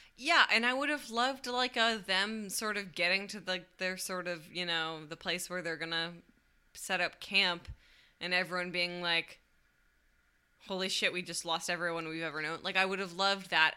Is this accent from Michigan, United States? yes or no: yes; Michigan, United States; now in Chicago, United States; growing up in Michigan